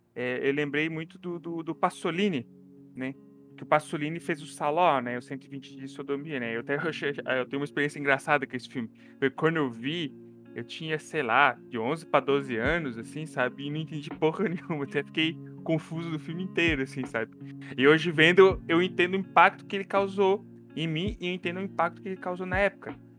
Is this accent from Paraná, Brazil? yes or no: no; Santa Catarina, Brazil; moved away; also born or lived in Belo Horizonte